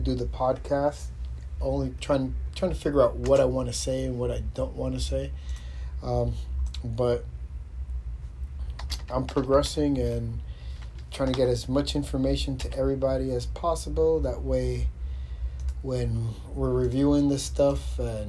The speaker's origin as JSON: {"language": "English", "town": "New York City", "region": "New York", "country": "United States", "tie": "born or raised there", "said": "we grew up in Queens."}